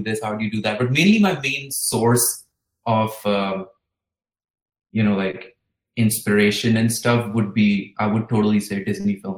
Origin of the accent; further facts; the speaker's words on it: India; growing up in India